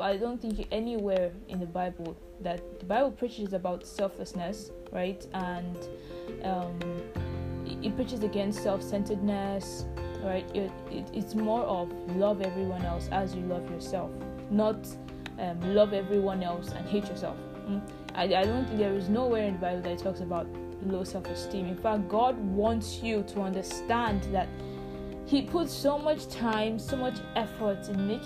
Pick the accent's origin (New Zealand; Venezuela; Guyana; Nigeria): Nigeria; I am African, and I am Nigerian